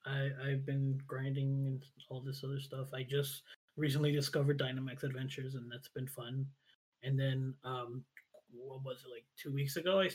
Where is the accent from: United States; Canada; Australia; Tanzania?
United States; I am from the United States. I'm a Mexican American variety streamer.